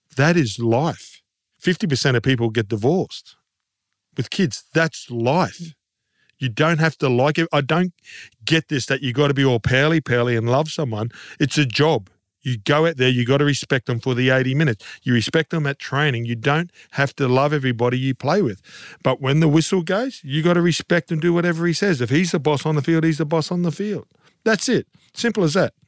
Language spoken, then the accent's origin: English; Queensland, Australia; as a Queenslander